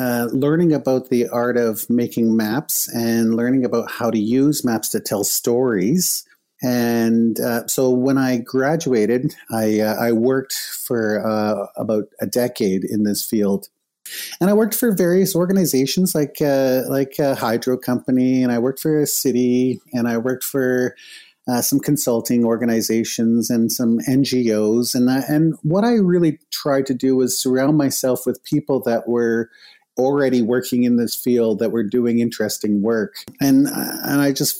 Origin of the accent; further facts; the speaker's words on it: Niagara Falls, Ontario, Canada; moved away; also born or lived in Winnipeg; I grew up in Niagara, close to Niagara Falls, Canada